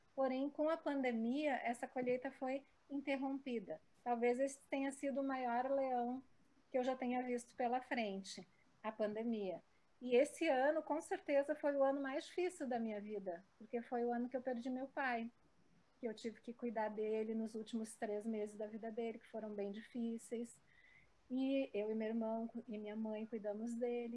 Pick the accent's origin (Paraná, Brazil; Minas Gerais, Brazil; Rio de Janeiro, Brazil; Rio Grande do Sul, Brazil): Rio Grande do Sul, Brazil; Porto Alegre; nasci em Porto Alegre, também sou muito metropolitana.